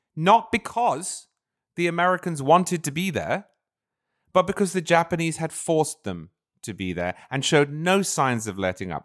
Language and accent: English; United Kingdom; now in United States; I'm originally British